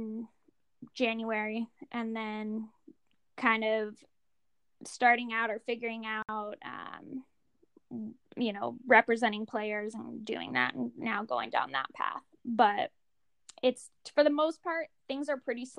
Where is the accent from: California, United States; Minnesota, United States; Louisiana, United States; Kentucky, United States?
California, United States; Monterey; I grew up in Monterey, California.